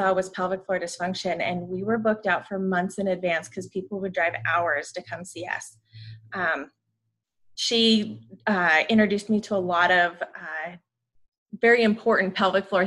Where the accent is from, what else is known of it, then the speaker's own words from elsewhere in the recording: Montana, United States; moved away as an adult; also born or lived in Butte, Montana / Great Falls, Montana / Spokane, Washington / Sacramento, California; I was born and raised in Montana, born in Butte, about middle school, moved to Great Falls